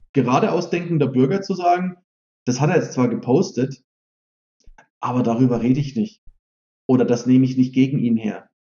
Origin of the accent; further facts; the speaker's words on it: Germany; als Deutsche